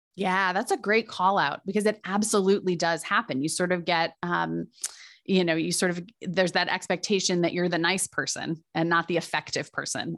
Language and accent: English; Midwest, United States; I'm a Midwesterner at heart